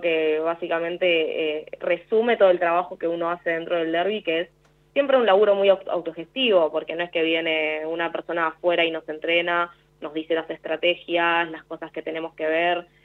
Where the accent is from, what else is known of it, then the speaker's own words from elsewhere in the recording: Buenos Aires, Argentina; yo soy de Capital Federal.